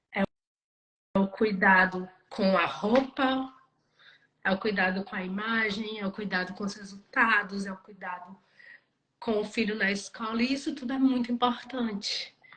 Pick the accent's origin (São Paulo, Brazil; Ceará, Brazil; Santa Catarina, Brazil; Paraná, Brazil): Ceará, Brazil; Cruz; moved away as an adult; eu estou morando em Cruz, que é a minha cidade natal